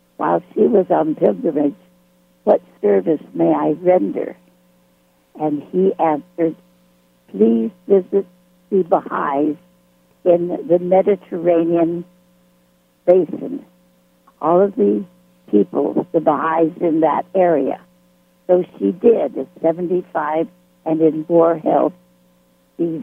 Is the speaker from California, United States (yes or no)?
yes; Berkeley, California, United States; also born or lived in Los Angeles, California / New York / Mexico; I grew up in Berkeley, California